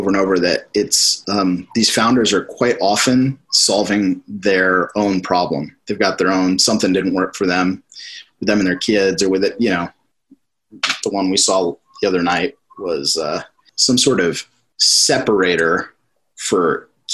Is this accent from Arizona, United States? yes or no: yes; Arizona, United States; also born or lived in England; now in California, United States; I grew up mostly in Arizona